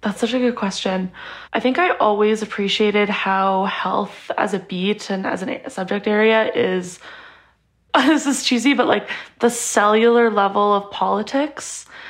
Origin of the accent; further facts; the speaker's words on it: Edmonton, Alberta, Canada; I grew up in Alberta and I'm very lucky to have had amazing healthcare in Edmonton, where I grew up.